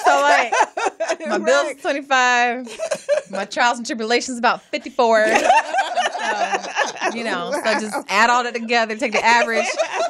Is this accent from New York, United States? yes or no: no; Atlanta, Georgia, United States; also born or lived in Jackson, Mississippi; I'm from Jackson, Mississippi, y'all. And I was raised in Atlanta, Georgia, so I'm Southern all the way.